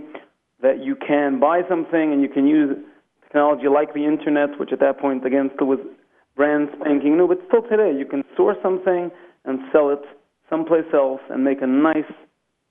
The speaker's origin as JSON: {"language": "English", "town": "New York City", "region": "New York", "country": "United States", "tie": "born or raised there", "said": "I grew up in Flatbush"}